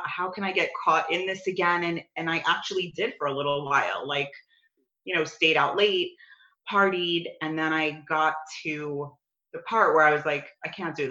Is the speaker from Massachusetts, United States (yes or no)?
no; New York City, New York, United States; moved away as an adult; now in Scottsdale, United States; I grew up in New York my whole life. You'll hear it in my accent